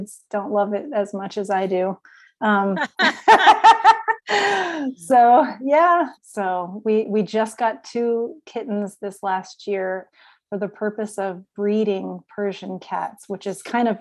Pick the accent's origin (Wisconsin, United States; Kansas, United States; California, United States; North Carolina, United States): Kansas, United States; Lawrence; moved away as an adult; also born or lived in out east; now in Blue Springs, United States; I was adopted by a family in Lawrence, Kansas. So I grew up in Lawrence and went to Lawrence High School